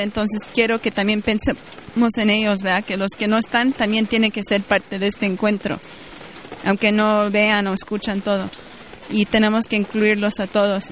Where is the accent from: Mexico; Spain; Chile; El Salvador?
Mexico; now in Vancouver, Canada; Yo vivo, radico en Vancouver, Canadá, pero también soy mexicana